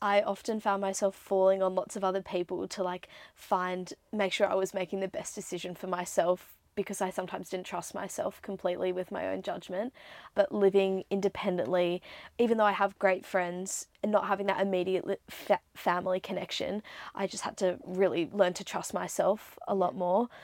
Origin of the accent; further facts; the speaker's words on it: Sydney, New South Wales, Australia; moved away as an adult; also born or lived in Singapore; now in Melbourne, Australia; Sydney, that is what I think of. Very home to me, obviously. Grew up there